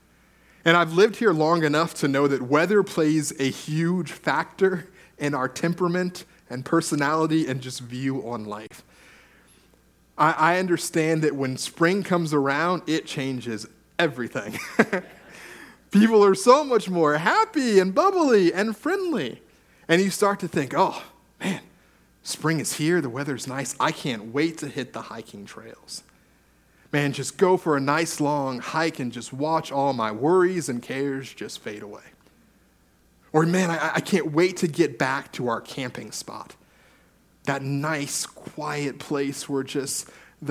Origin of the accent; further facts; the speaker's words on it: California, United States; now in British Columbia, Canada; I grew up in California